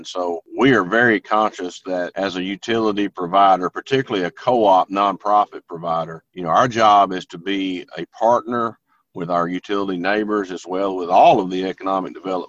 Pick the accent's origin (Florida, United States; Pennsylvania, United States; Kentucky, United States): Kentucky, United States; Fulton County, Western; I was born and raised in Western Kentucky. I grew up in Fulton County, the most southwestern county in the state.